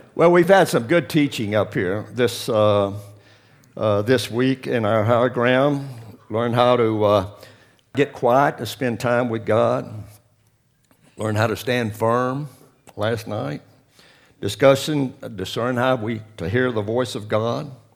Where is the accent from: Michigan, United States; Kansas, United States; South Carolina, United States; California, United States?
South Carolina, United States; Lancaster; moved away; I grew up in South Carolina, a small town, Lancaster.